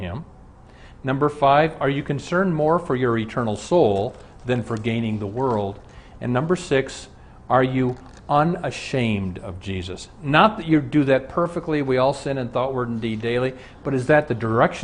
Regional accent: Omaha, Nebraska, United States; I'm from Omaha

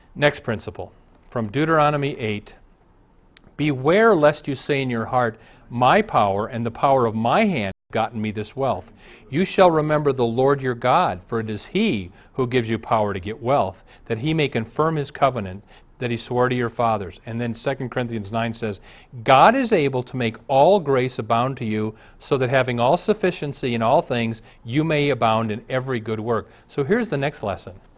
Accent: Omaha, Nebraska, United States; I grew up in Omaha, Dad ran the racetrack.

